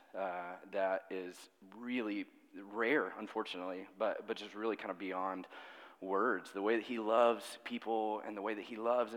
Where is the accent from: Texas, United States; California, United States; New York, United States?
Texas, United States; Fort Worth; I grew up in Fort Worth, North Fort Worth, Saginaw area